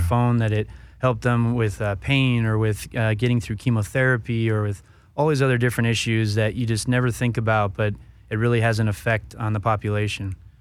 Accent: Northern California, United States; also born or lived in Colorado; Northern Cal, uh, most of my life, but born down here in Southern California until I was about five, and then, uh, spent most of my years up north

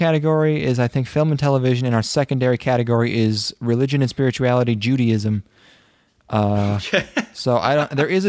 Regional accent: Boston, Massachusetts, United States; I'm from Boston.

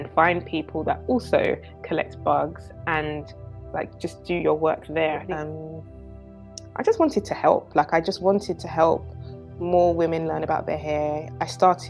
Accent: London, United Kingdom; also born or lived in Enfield / New York; I grew up in North London, was born and raised in Edmonton, then moved to Enfield a bit later

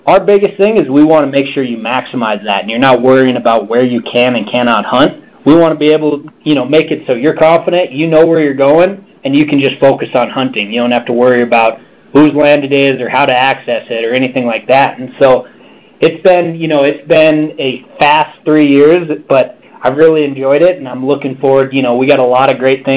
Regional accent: Missoula, Montana, United States; I'm from Western Montana, Missoula, Montana, where our headquarters is actually

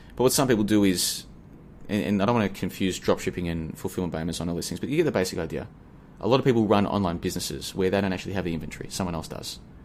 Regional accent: Australia; moved away as an adult; now in Asia; I'm from Australia originally. I'm currently in Asia, been here for about a year, but I'm originally from Australia.

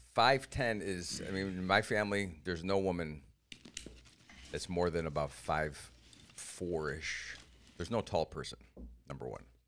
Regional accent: Cleveland, Ohio, United States; moved away; also born or lived in Iowa; I came from Cleveland

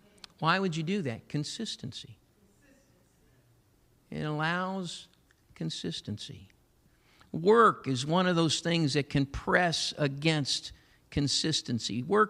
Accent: Massillon, Ohio, United States; I'm so grateful for my Pentecostal heritage, a church I was raised up in Massillon, Ohio.

